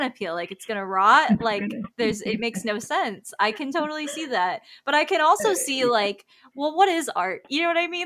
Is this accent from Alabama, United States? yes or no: no; Tampa, Florida, United States; growing up in Tampa, Florida